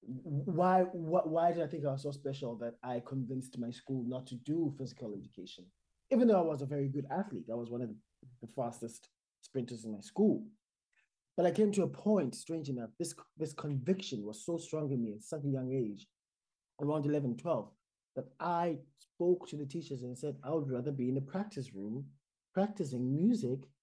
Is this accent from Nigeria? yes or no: no; South Africa; moved away as an adult; I think of myself first and foremost as a South African, which means that I'm an immigrant here.